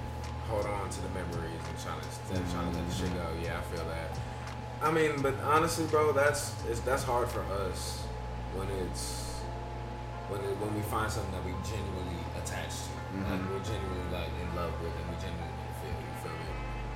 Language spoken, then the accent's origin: English; New York, United States; I'm Jamaican.